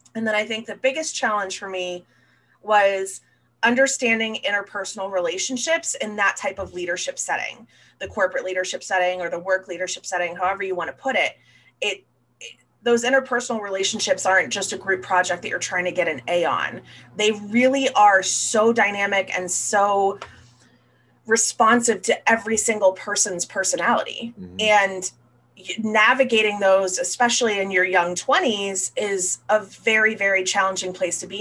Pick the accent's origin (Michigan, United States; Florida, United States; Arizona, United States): Florida, United States; I was born and raised down here in Florida